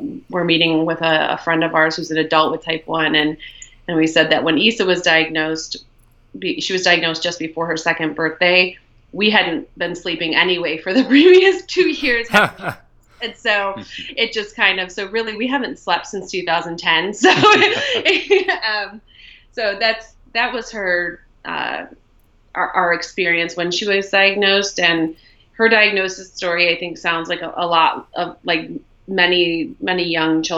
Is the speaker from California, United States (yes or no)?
no; Ohio, United States; moved away as an adult; also born or lived in Buenos Aires, Argentina / Mexico City, Mexico; So we are from Ohio, which is where we live, but we were living abroad for about 5 years for Greg's job